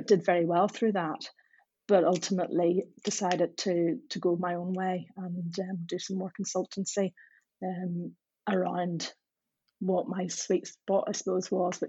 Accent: Belfast, Northern Ireland, United Kingdom; I'm from Belfast

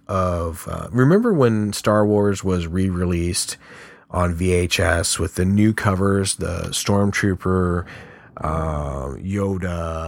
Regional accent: San Antonio, Texas, United States; I grew up in San Antonio

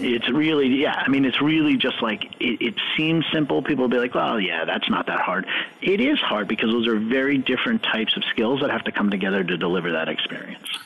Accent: New York, United States; I grew up in New York

